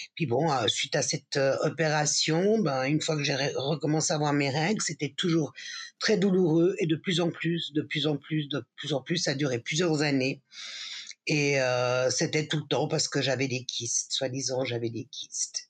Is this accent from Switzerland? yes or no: yes; Geneva, Switzerland; Je suis née à Genève de parents espagnols